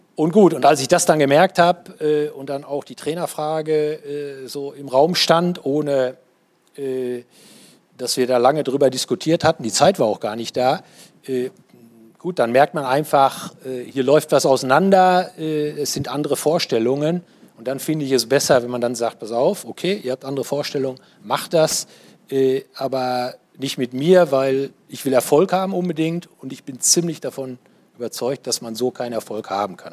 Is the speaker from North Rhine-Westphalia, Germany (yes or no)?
yes; Paderborn, North Rhine-Westphalia, Germany; ich komme aus Paderborn